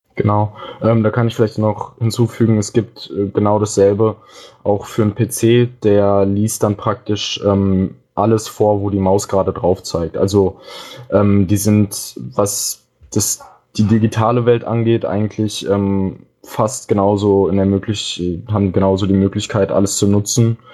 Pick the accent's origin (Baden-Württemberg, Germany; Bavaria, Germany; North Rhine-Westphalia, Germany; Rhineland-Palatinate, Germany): North Rhine-Westphalia, Germany; Dortmund; moved away as an adult; now in Hamburg, Germany; ich komme ursprünglich aus Dortmund und bin jetzt nach Hamburg gezogen.